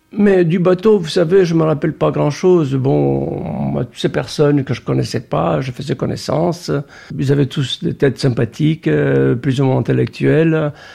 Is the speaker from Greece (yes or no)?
yes; Greece; moved away as an adult; also born or lived in Brazil; je suis allé en Grèce à l'âge de 8 ans